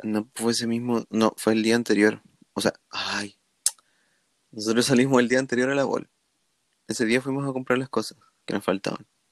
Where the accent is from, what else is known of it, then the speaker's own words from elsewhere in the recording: Chile; soy latino, la la soy de Chile, hablo español